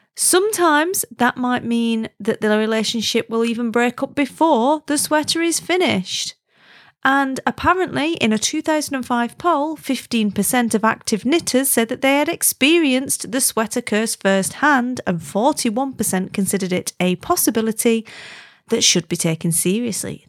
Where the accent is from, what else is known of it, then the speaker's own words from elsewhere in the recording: Wigan, North West England, United Kingdom; moved away; I'm from Wigan originally, and I don't live there now, but I'm absolutely, definitely one hundred percent Wiganese, like, grew up in W N one Wiganese